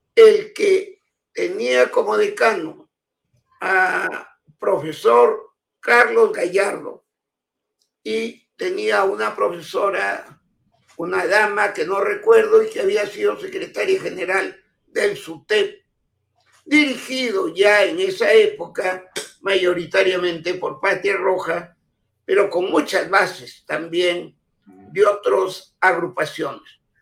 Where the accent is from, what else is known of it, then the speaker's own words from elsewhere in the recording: Peru; soy, lo digo con toda humildad, el único peruano que tiene las palmas magisteriales